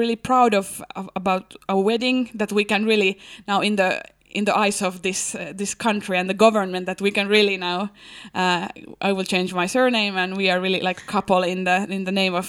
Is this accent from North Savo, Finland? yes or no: no; Helsinki, Uusimaa, Finland; But then I don't have any need now to identify myself no more than I'm from Helsinki and I'm engaged to get married and...